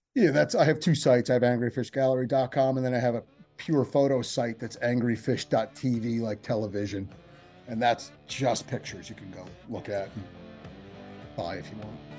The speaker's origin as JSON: {"language": "English", "region": "New Jersey", "country": "United States", "also_born_or_lived": "San Diego"}